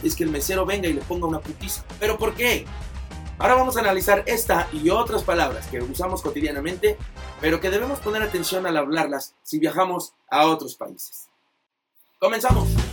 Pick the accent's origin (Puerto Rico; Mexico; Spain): Mexico; en México